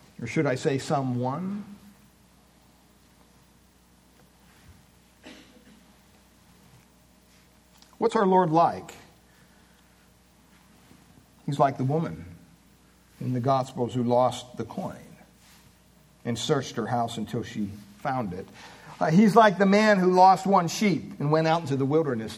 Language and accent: English; Williamsport, Pennsylvania, United States; I was born in Williamsport, Pennsylvania in 1960, May 25th